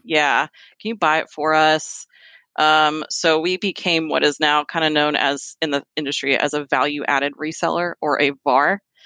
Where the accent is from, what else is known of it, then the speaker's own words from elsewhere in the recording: Fairfax, Virginia, United States; moved away as an adult; now in Kentucky, United States; I am a native Virginian. I was born in Fairfax, Virginia, and I, I grew up there.